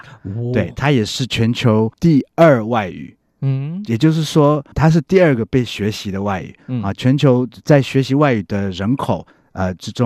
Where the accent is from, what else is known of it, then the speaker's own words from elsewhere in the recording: Belgium; 看你是哪个国家的口音，我们比利时就会比较重，Bonjour。